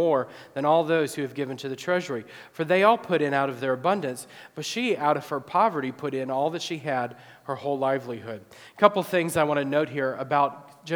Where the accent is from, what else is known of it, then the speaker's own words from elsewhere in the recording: Illinois, United States; my hometown area